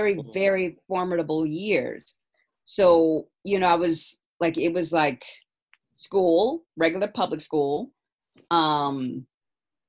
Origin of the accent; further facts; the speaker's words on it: San Francisco, California, United States; Born and raised in San Francisco